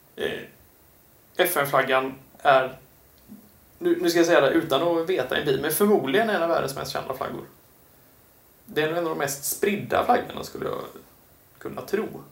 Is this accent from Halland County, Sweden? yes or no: yes; Kungsbacka, Halland County, Sweden; kommunen jag eh, är eh, född och till och med, eller så är min uppväxt i, Kungsbacka kommun